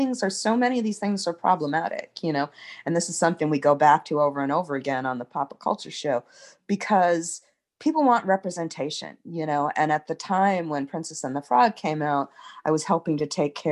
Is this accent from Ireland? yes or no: yes; Ireland; I'm an Irish person and I'm worshiping this way